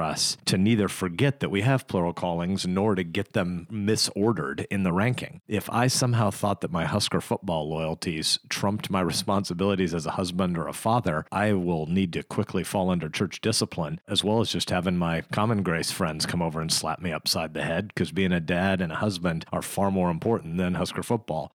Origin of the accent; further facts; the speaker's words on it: Nebraska, United States; I'm an American and I'm a Nebraskan.